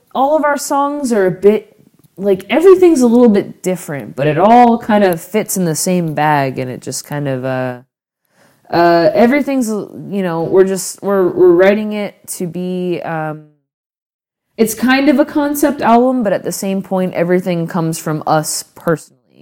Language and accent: English; Florida, United States; now in West Coast, United States; growing up in Florida